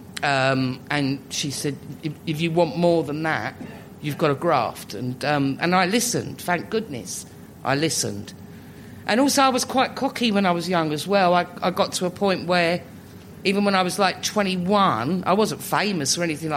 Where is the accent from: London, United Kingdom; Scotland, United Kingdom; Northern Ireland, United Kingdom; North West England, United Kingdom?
London, United Kingdom; living in Islington, growing up in Islington. I've not moved in. I'm not new Islington. I'm old Islington